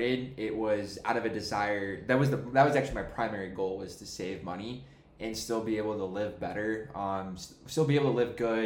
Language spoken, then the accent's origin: English; Jacksonville, Florida, United States; I grew up here in Jacksonville